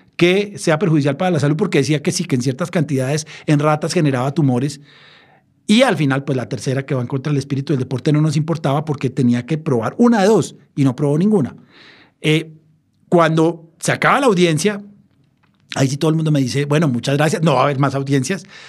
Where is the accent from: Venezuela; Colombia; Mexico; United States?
Colombia; siendo colombiano